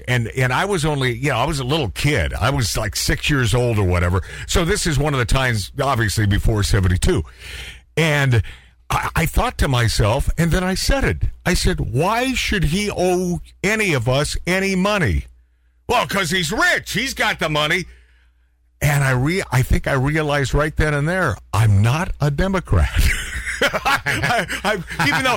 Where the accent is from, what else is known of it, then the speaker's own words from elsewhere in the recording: Pacific Northwest, United States; as children growing up in the Great Pacific Northwest